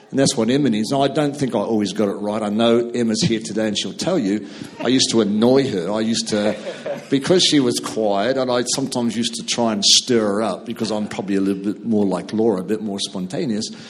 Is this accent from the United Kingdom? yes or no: no; New Zealand; we came from two different cultures a New Zealander marrying a Scot